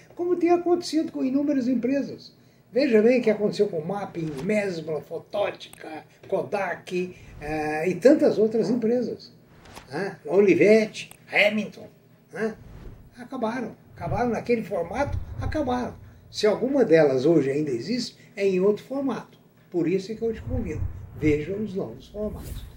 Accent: Brazil; Trabalhei muito lá fora pelo país

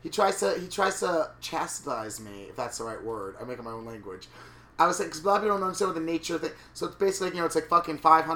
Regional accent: New York, United States; I hear they like this trashy accent. And I'm like, I swallow, I'm from New York.

